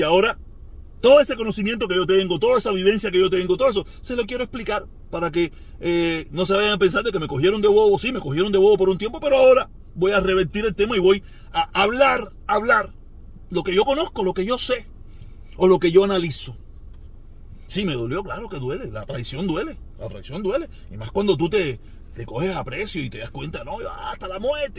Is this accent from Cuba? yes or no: yes; Cuba; moved away; salimos de Cuba